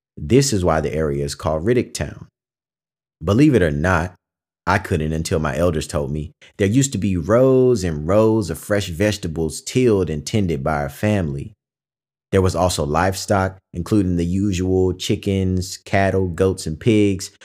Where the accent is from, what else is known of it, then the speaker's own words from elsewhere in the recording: Pantego, North Carolina, United States; I am from Pantego, North Carolina